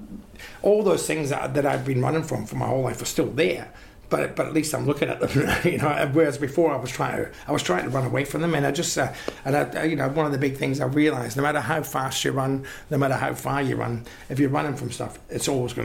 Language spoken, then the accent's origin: English; Glasgow, Scotland, United Kingdom; now in Australia; I'm a Glaswegian